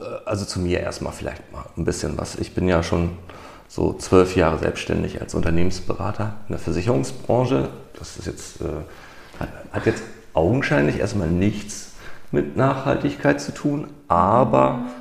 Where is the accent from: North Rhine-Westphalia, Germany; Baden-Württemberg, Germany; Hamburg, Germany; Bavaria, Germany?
Hamburg, Germany; Ich komme aus Hamburg